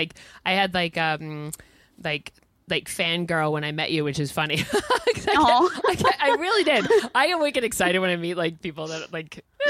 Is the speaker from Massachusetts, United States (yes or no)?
yes; Massachusetts, United States; We use Massachusetts as an adjective, like to describe. So because I'm from Mass.